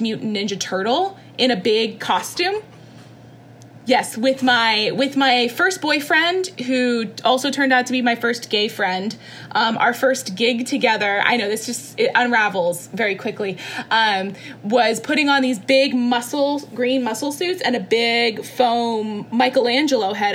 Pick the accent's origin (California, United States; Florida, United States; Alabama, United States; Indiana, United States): Florida, United States; Orlando; I'm from Orlando, Florida. I was born and raised oh, there